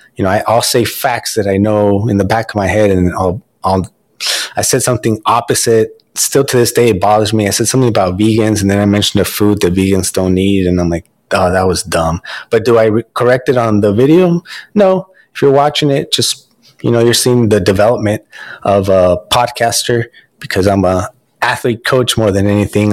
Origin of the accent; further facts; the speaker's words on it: United States; now in Los Angeles, United States; I'm Mexican American